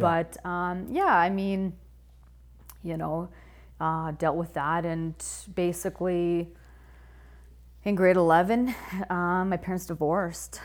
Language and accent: English; Whitehorse, Yukon, Canada; I grew up in the Yukon